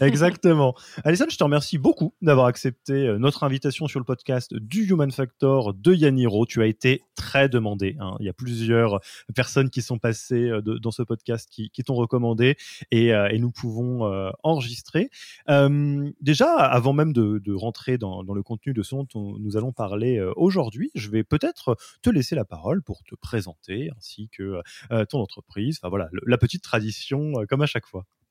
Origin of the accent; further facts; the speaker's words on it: France; en tant que Français